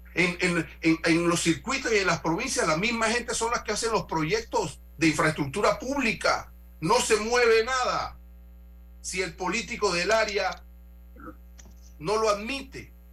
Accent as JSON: {"language": "Spanish", "country": "Panama", "said": "como panameño"}